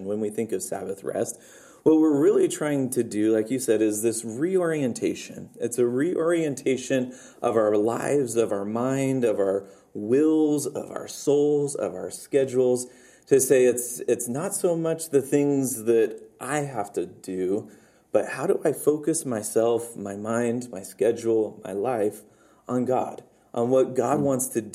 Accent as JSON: {"language": "English", "country": "United States", "said": "as an American"}